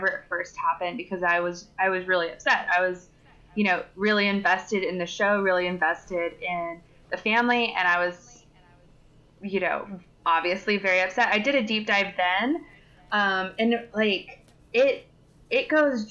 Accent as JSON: {"language": "English", "region": "Texas", "country": "United States", "said": "I am from Texas"}